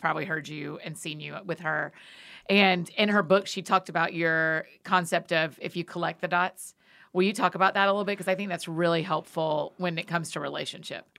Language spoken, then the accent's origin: English; Marietta, Georgia, United States; my hometown at the Strand Theater in Marietta, Georgia